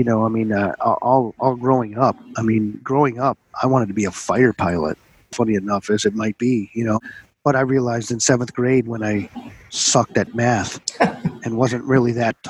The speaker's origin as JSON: {"language": "English", "town": "Niagara-on-the-Lake", "region": "Ontario", "country": "Canada", "tie": "born or raised there", "also_born_or_lived": "Plattsburgh, United States / United Kingdom", "said": "as we were talking about where I grew up here in town of Niagara, but I was born in Plattsburgh, New York."}